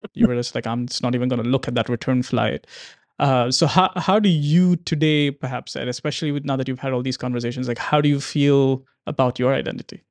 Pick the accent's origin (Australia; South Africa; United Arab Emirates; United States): United Arab Emirates; Dubai; I'm Indian in terms of origin, but I grew up here